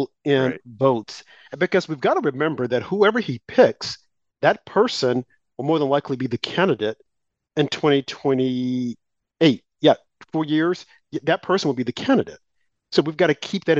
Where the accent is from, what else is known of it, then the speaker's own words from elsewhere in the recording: Arkansas, United States; my state, my home state of Arkansas